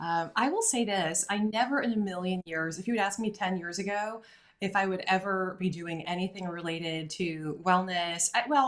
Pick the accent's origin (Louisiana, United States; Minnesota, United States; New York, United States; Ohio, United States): Louisiana, United States; Forest; I'm from North Louisiana, about as north as it gets.